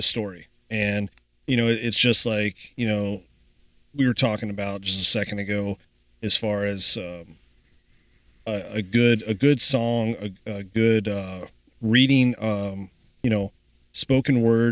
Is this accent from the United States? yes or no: yes; Kentucky, United States; now in Iowa, United States; growing up in Kentucky